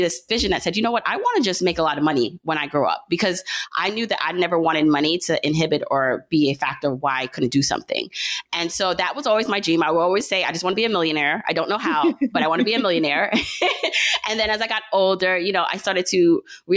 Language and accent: English; Jamaica; now in Brooklyn, United States; so I was born in Jamaica. My family is Jamaican. So she had me in Jamaica, the island, not the borough